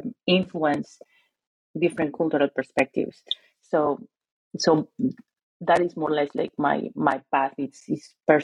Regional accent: Lima, Peru; Yeah, well, I'm Peruvian, and I'm from Lima, but my family is, my grandfamily, my mother's family comes from the north of Peru

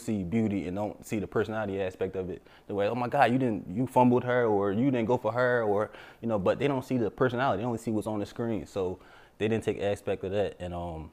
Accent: Yeadon, Pennsylvania, United States; now in New Jersey, United States; I'm from Yeadon, Pennsylvania. I live in Jersey

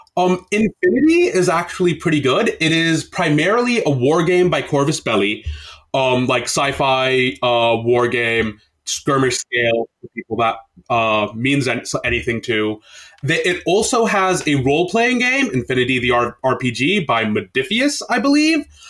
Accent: United States; an Indian Muslim dude living in the U S for my entire life

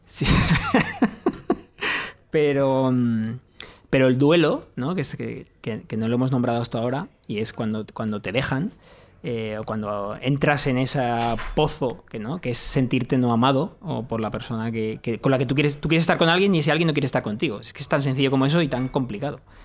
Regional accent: Mediterranean coast, Spain; que yo no soy castellano, es eh, soy mediterráneo

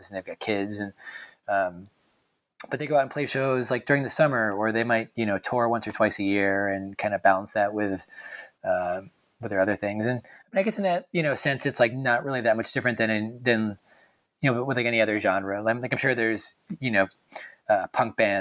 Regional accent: just outside of Hartford, Connecticut, United States; I'm from just outside of Hartford.

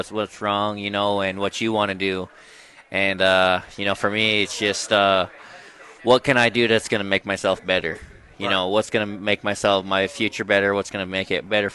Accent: Browning, Montana, United States; I'm from Browning, Montana, born and raised on the Blackfeet Reservation.

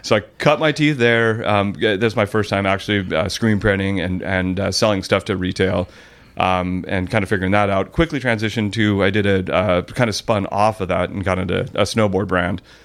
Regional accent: Mission Viejo, California, United States; also born or lived in Lake Forest, California; born and raised in Orange County.

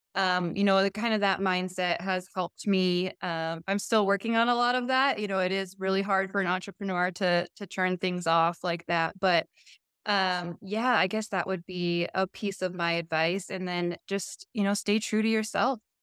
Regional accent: Montana, United States; after graduation, um, came home to my hometown and kind of stepped into a management role

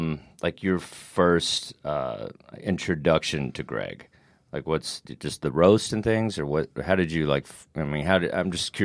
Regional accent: Texas, United States; I'm from Texas and stuff, and I've been with managers and stuff, and they're like, okay, you need more of a Southern accent.

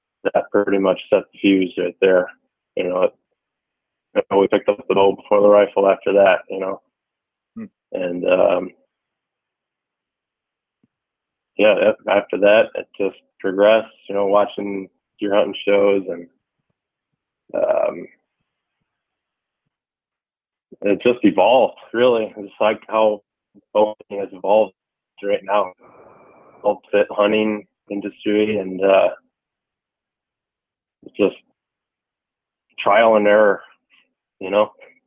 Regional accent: Michigan, United States; I grew up here in Michigan

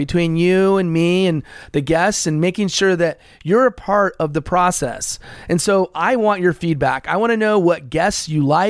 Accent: Los Angeles, California, United States; also born or lived in American Samoa; I moved to California, which is where I've spent the majority of my life, in Los Angeles

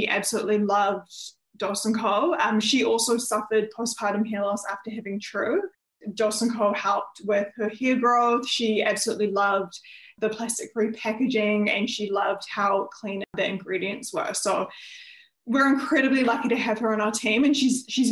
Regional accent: New Zealand; moved away as an adult; also born or lived in Melbourne, Australia; I'm originally from New Zealand, and when I was 18, I actually moved to Melbourne in Australia

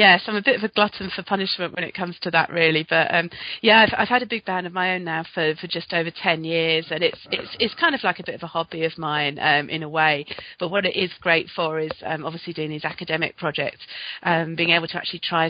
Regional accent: London, United Kingdom; Well, I'm from South London, born in South London, about 10 miles outside the capital

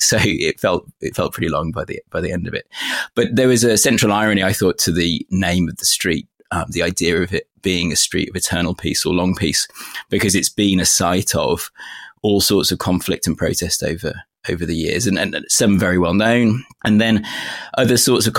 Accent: United Kingdom; now in China; I'm a British guy, you know, in a country that's not my own. And I'm very conscious that I don't want to claim some sort of special insight into Beijing.

